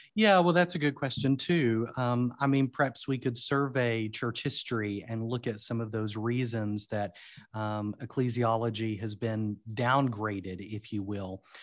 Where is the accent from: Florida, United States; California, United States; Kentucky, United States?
Kentucky, United States; London; also born or lived in Wales; I grew up in a small city called London, Kentucky, um, which is southeastern Kentucky